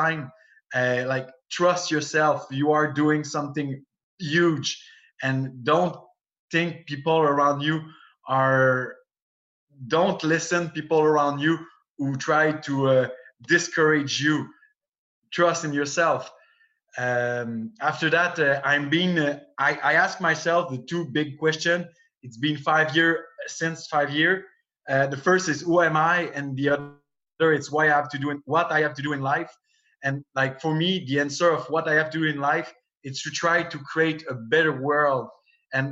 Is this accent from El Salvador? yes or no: no; Canada; accent: French-Canadian; English is a second language; also born or lived in Montreal; I'm a French-Canadian guy